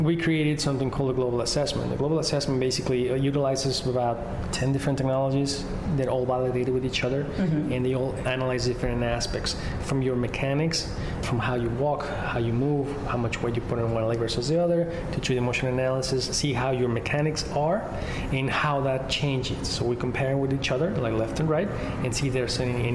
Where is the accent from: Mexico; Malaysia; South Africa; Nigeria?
Mexico; now in New York, United States; I'm from Mexico.